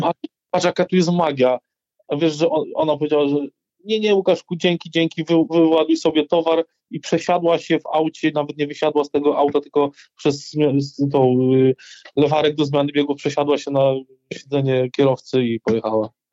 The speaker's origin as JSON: {"language": "Polish", "town": "Rzeszów", "region": "Subcarpathian Voivodeship", "country": "Poland", "tie": "born or raised there"}